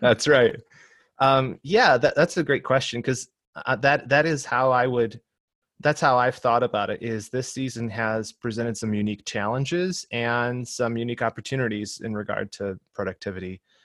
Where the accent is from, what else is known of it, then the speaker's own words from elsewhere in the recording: Michigan, United States; moved away as an adult; now in Southern California, United States; I'm from Michigan originally, uh, but my wife and I moved out here to Southern California to attend seminary about six or seven years ago